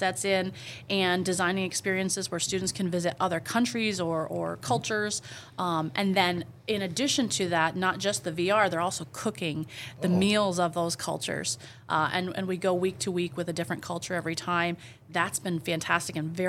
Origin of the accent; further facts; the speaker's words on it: Beekmantown, New York, United States; I graduated from Beekmantown.